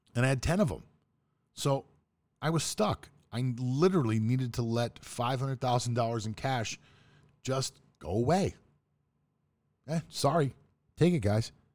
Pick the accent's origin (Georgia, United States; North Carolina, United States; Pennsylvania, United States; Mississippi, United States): Pennsylvania, United States; Pittsburgh; moved away as an adult; also born or lived in South Florida; I grew up in Pittsburgh, Pennsylvania.